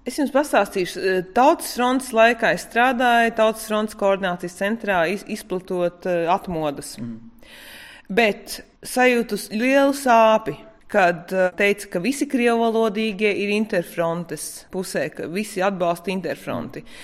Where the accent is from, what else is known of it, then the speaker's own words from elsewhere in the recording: Latvia; es esmu latvietis, tāpēc, ka es uzskatu, ka es šajā zemē esmu dzimusi